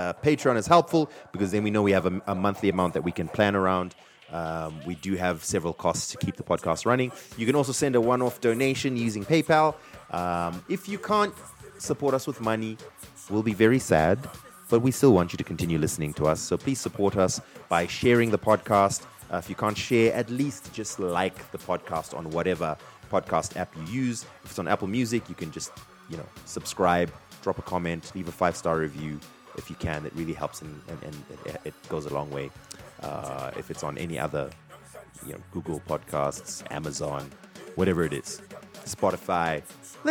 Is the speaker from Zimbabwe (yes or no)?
yes; Zimbabwe